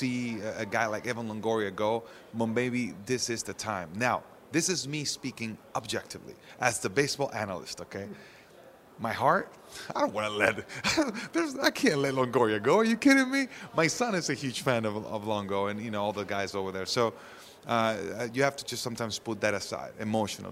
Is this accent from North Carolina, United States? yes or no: no; Orlando, Florida, United States; I'm here in Orlando. This is my hometown